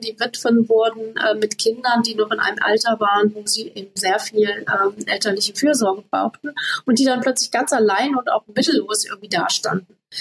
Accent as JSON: {"language": "German", "country": "Namibia", "tie": "born or raised there", "moved": "yes", "said": "Ich bin in Namibia aufgewachsen"}